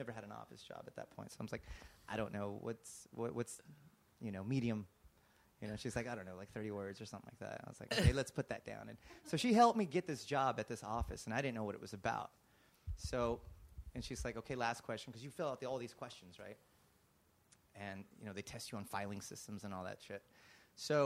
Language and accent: English; Garden City, Kansas, United States; now in Los Angeles, United States; growing up in Kansas, we didn't have a TV